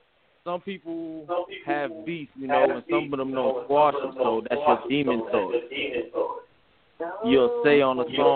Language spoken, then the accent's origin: English; New York City, New York, United States; also born or lived in Florida; now in South Carolina, United States; I'm calling from 843 South Carolina, but I'm originally from Brooklyn, New York.